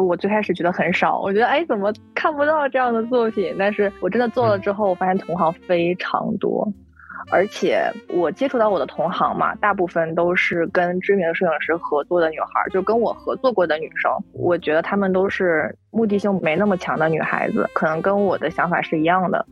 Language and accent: Chinese; Northeast China, China; 我现在生活在东北嘛，是土生土长的东北人